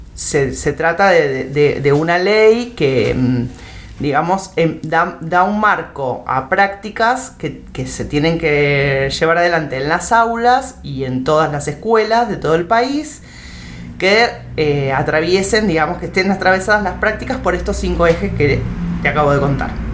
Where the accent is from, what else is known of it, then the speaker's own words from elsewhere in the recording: Temperley, Buenos Aires Province, Argentina; moved away as an adult; now in El Bolsón, Argentina; yo nací en Buenos Aires, en provincia de Buenos Aires, en em, Temperley. Em, me vine a vivir al Bolsón en el año 97